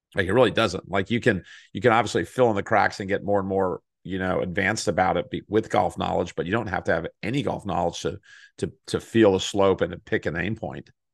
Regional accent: Texas, United States; I grew up in Texas

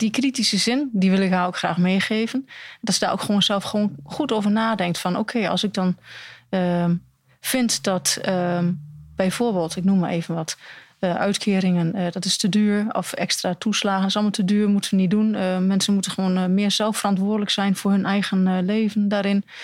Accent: Almelo, Overijssel, Netherlands; also born or lived in Hengelo; ik ben opgegroeid in Almelo

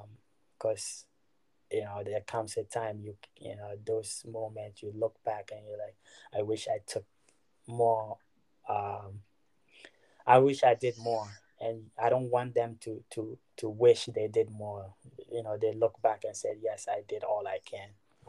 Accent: Ghana; To be honest, at such a young age, fell in love with the game growing up in Ghana.

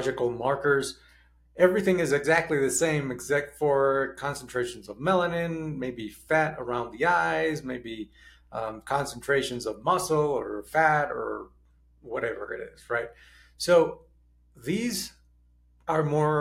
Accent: Mexico; also born or lived in United States; I was born in the United States. And immediately as a young kid, when I was 4 years old, we moved to Mexico.

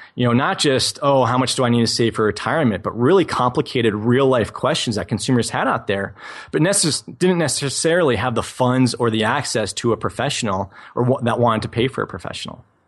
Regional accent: New England, United States; I was that twelve-year-old kid in, growing up in New England, shoveling driveways for twenty dollars a pop

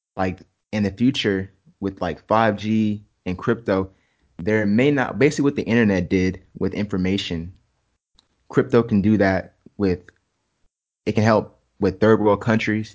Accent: Jacksonville, Florida, United States; I'm from Jax. I'm from Jacksonville, Duval.

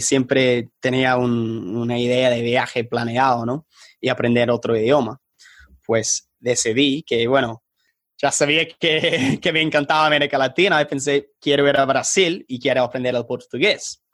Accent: England, United Kingdom; accent: British; first language English; Spanish is a second language; also born or lived in Colombia; mi acento bien británico

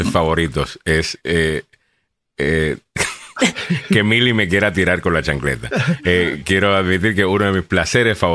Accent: Honduras; Mis amistades están encantadas con el coquito y todos somos hondureños. Arriba Honduras

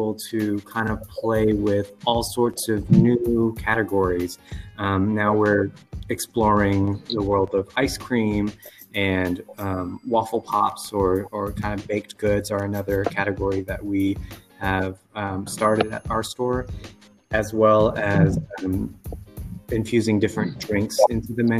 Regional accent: Houston, Texas, United States; we come from Houston, and Houston's just a really, really diverse city to begin with.

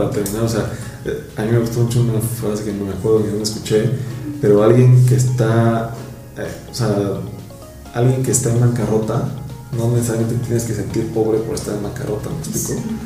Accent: Mexico City, Mexico; yo soy de Iztapalapa, puesto de México

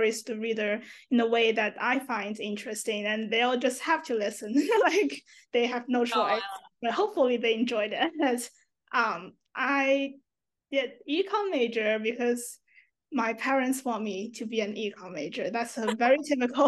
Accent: Shenzhen, Guangdong, China; moved away as an adult; now in Durham, United States; My hometown is Shenzhen, China.

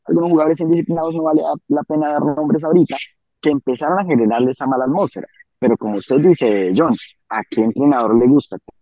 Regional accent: Ibagué, Tolima, Colombia; acá en Ibagué, en mi ciudad

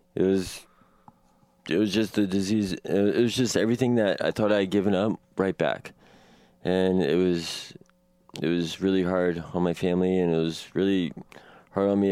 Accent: Washington, District of Columbia, United States; now in Portland, United States; I was born in Northwest Washington, D C, on May tenth, nineteen eighty-four.

